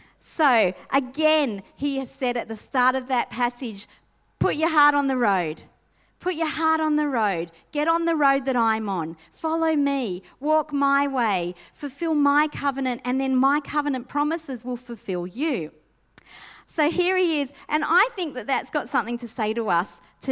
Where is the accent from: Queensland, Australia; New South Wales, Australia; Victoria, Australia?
New South Wales, Australia; Sydney; When I grew up in Sydney, and the household that I grew up in, my mum had passed away when I was 2